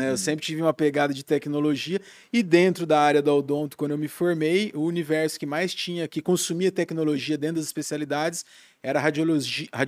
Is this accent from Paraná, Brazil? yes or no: yes; Maringá, Paraná, Brazil; moved away as an adult; now in Blumenau, Brazil; Sou de Maringá.